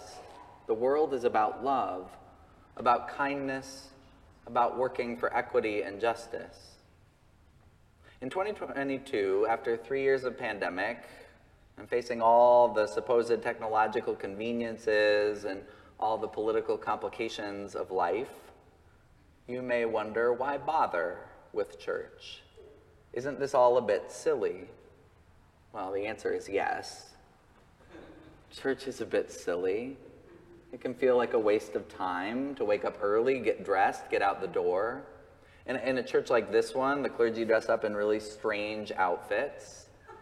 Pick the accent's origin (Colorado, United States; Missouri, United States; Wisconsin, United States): Colorado, United States; my home state of Colorado